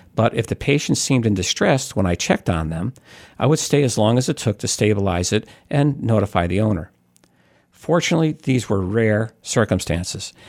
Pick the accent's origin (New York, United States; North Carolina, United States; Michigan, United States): New York, United States; When I was growing up in New York, we always had outdoor cats